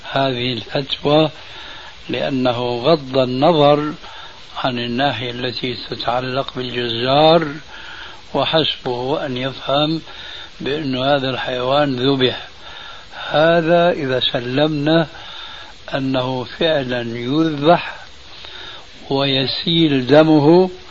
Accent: Palestine; now in Canada; أنا من فلسطين من فلسطين من فلسطين آه وذهبت من فلسطين إلى كندا مرورا من الأردن مرورا من الأردن

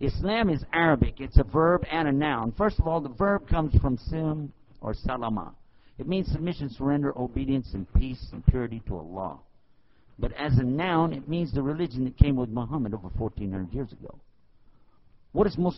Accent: Texas, United States; I'm from Texas, and we just don't talk fast

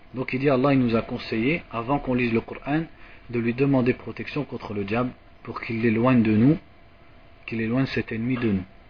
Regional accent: France; comme nous on est de France

